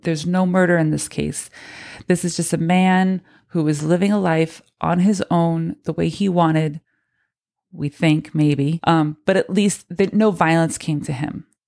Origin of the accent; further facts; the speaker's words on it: Spokane, Washington, United States; moved away; spend some time growing up in Spokane, in Washington